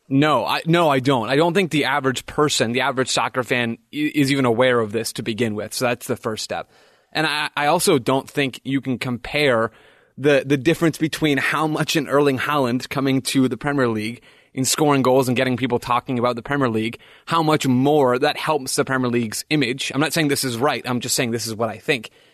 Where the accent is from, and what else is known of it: United States